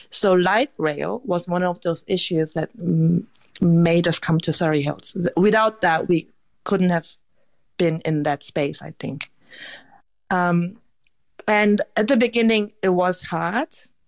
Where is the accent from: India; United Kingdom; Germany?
Germany; now in Australia; also, I grew up in Germany, so I just made it back to Korea, so I was a bit reluctant to change the country again.